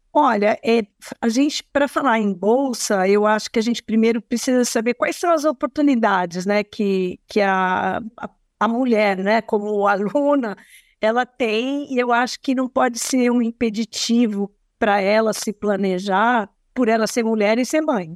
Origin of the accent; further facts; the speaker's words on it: Brazil; nós, como brasileiros